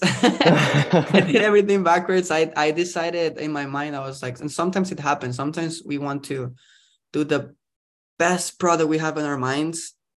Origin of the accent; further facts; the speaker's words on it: Costa Rica; moved away as an adult; also born or lived in New York; now in California, United States; I'm, I'm from Costa Rica, actually. I'm not, uh, from around here